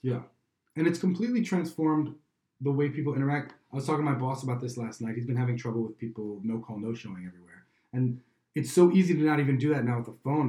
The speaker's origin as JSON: {"language": "English", "town": "Chicago", "region": "Illinois", "country": "United States", "said": "I'm from Chicago"}